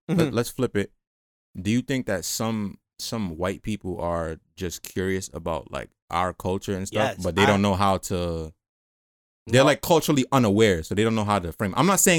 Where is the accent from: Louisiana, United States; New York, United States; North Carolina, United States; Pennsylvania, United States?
New York, United States; I'm a nigga from New York, like, born and raised.